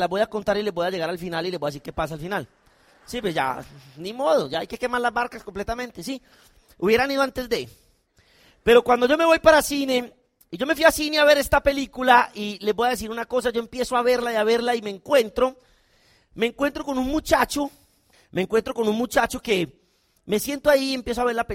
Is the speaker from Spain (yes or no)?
no; Colombia; O sea, yo no soy soldado, yo soy un colombiano, no tengo nada que ver, pero a mí me dio miedo.